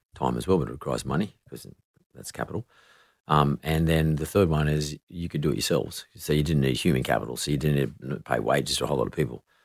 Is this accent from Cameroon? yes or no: no; Sydney, New South Wales, Australia; I grew up in Punch Bowl